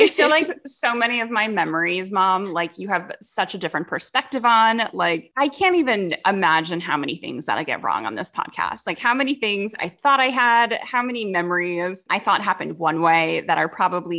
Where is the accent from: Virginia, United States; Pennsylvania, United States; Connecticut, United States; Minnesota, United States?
Connecticut, United States; now in Brooklyn, United States; So of course I grew up in Connecticut and our neighborhood had so many kids in it.